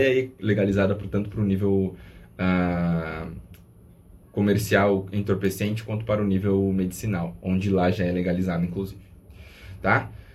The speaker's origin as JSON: {"language": "Portuguese", "country": "Brazil", "said": "nós, enquanto brasileiros"}